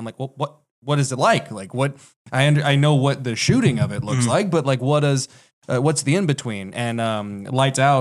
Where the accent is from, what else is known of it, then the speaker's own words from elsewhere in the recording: Sugar Land, Texas, United States; also born or lived in California; I was born in Sugarland, Texas